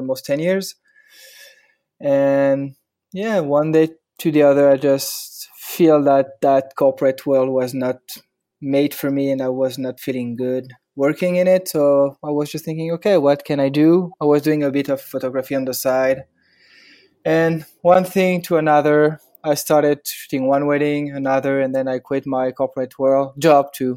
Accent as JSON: {"language": "English", "town": "Paris", "region": "Île-de-France", "country": "France", "tie": "born or raised there", "second_language": "English", "moved": "as an adult", "lives_now": "Hoboken, United States", "said": "I'm from France, obviously, and Paris, born and raised."}